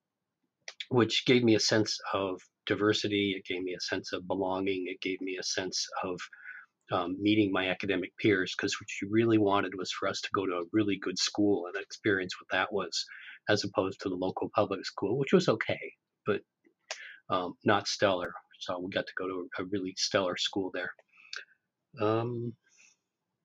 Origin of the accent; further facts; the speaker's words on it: Southern Oregon, United States; also born or lived in Hawaii / California; now in Sunnyvale, United States; I grew up in Southern Oregon and with time in Hawaii, so I identify with all of that. But I've lived in California for a few decades now.